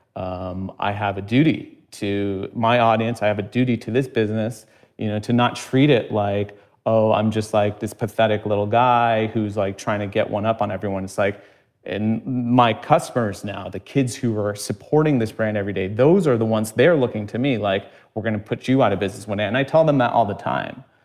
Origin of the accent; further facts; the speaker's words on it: United States; growing up in America